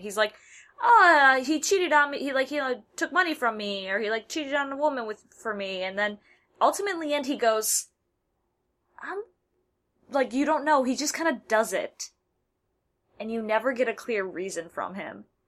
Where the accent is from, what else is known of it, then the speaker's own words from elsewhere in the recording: United States; I'm an American